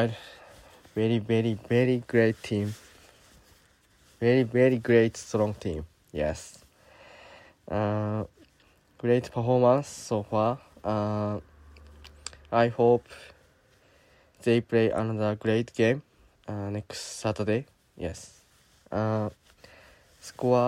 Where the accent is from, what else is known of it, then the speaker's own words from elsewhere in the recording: Japan; I'm from Japan.